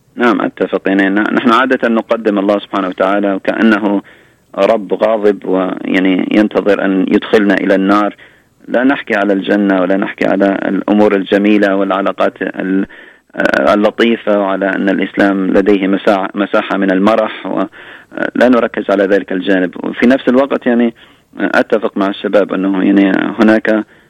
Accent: Libya; moved away; ذهبت الى ليبيا لان بلدي الام

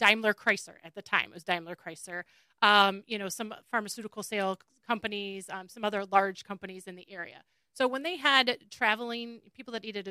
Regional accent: Rochester, Michigan, United States; also born or lived in Eastpointe (East Detroit), Michigan / Troy, Michigan / Lake Orion, Michigan; we moved, towards the end of elementary school to Rochester. So I did the majority of my growing, I guess, in Rochester

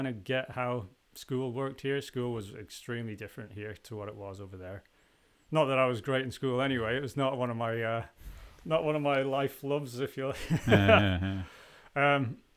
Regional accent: Canada; also born or lived in Isle of Man; I was born on the island and then moved to Canada when I was 4 years old

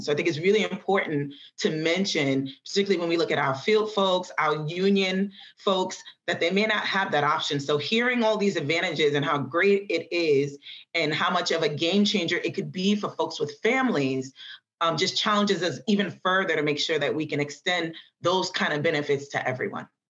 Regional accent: New York City, New York, United States; I grew up in the Bronx

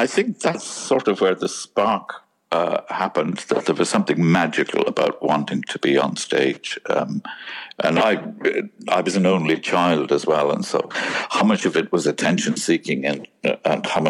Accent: Cork, Munster, Ireland; I grew up in Ireland in the beautiful city of Cork

